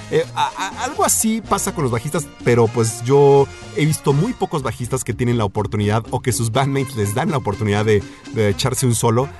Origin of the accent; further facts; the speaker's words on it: Mexico City, Mexico; moved away as an adult; also born or lived in Bellevue, Washington, United States; pues yo vengo del DF, ¿no?